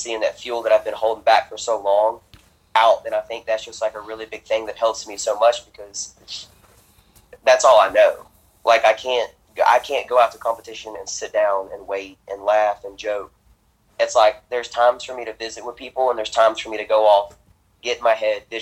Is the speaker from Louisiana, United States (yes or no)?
yes; Louisiana, United States; I'm from Louisiana. There's a lot of swamp lands around here.